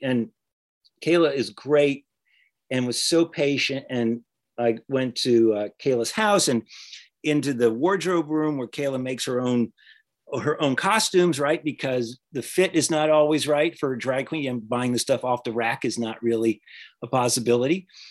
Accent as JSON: {"language": "English", "region": "the South", "country": "United States", "said": "I'm from the South"}